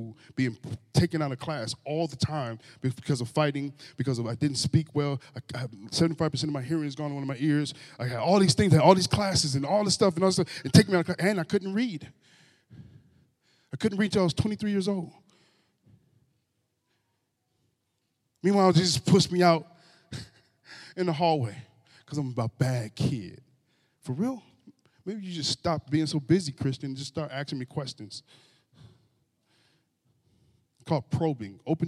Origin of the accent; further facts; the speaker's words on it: Grand Rapids, Michigan, United States; I was raised in Grand Rapids from most of my childhood, and I grew up around in a neighborhood